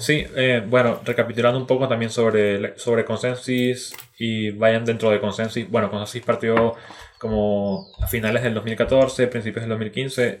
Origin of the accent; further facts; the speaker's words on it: Venezuela; moved away as an adult; now in Chile; yo soy originalmente de Venezuela, llevo ya seis años viviendo en Chile